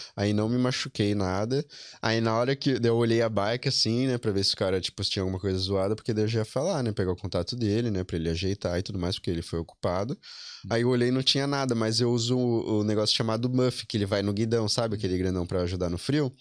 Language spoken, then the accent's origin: Portuguese; São Paulo, Brazil; moved away as an adult; now in Ireland; Eu sou da, da Zona Norte, do Vila Carolina, o bairro especificamente.